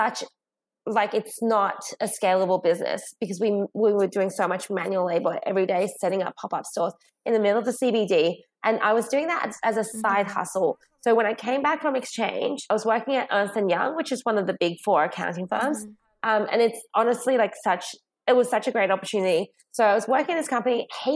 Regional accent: Sydney, New South Wales, Australia; also born or lived in China; We moved from China to Australia when I was 8.

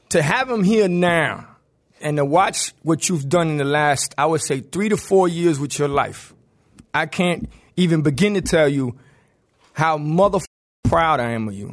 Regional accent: Miami-Dade, Florida, United States; You're right, I'm from Dade, baby.

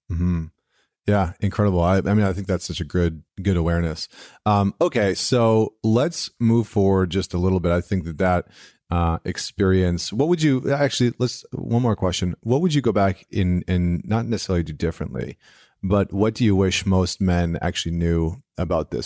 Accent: central Alberta, Canada; I grew up in Alberta, central Alberta, which is, like, the Texas of Canada

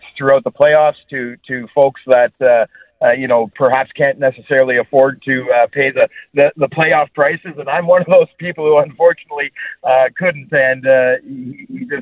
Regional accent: Sudbury, Ontario, Canada; moved away as an adult; also born or lived in Mississauga; now in Toronto area, Canada; I was born and raised up in Sudbury.

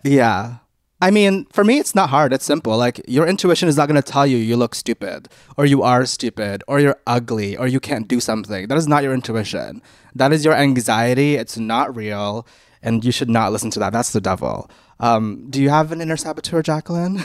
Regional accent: Canada; we grew up in Canada

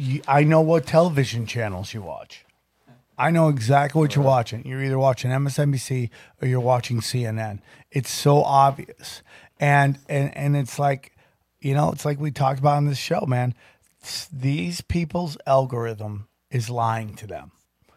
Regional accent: Philadelphia, Pennsylvania, United States; I'm from Philly, dog.

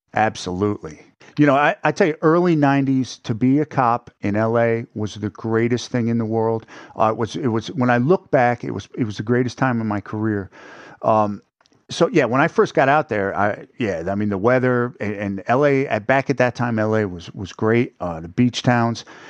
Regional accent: north of New York City, United States; moved away; also born or lived in Pennsylvania; I'm actually from, uh, right north of the city, upstate.

